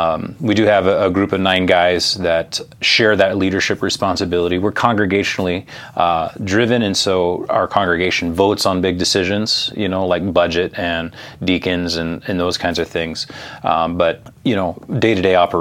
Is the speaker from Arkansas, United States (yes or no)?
no; West Coast, California, United States; I grew up on the West Coast, California